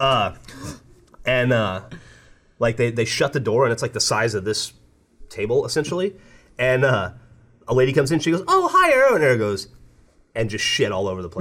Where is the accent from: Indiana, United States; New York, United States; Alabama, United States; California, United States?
Alabama, United States; now in Austin, United States; growing up in Alabama